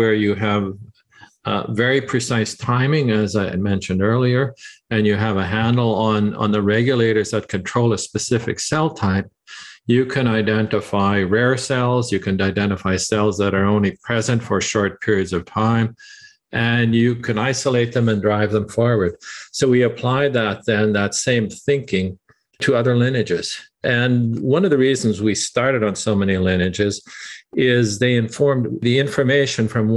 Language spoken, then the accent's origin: English; Canada; moved away as an adult; we're Canadian. My wife and I are Canadian, and we thought, we would like to come back to Toronto